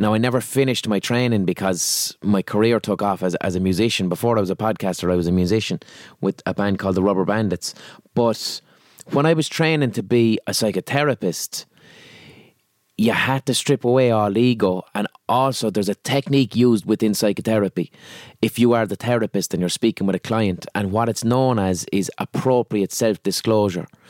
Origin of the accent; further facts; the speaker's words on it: Limerick, Munster, Ireland; accent: Limerick; I'm from Limerick City